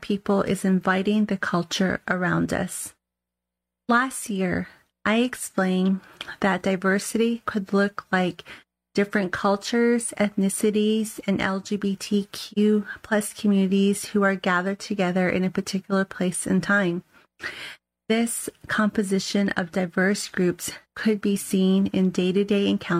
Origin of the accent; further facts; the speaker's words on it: United States; Us res kids, who are people who grew up on the reservation